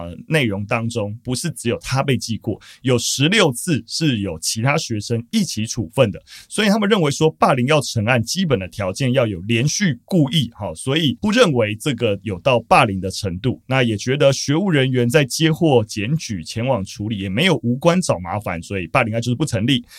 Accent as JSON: {"language": "Chinese", "region": "Taipei", "country": "Taiwan", "said": "我作为台北人"}